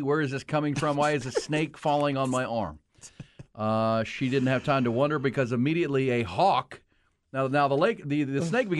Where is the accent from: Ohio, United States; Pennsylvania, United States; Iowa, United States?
Ohio, United States; Akron; When I grew up on Dayton Place in Akron, Ohio, Rod, the mean streets of North Hill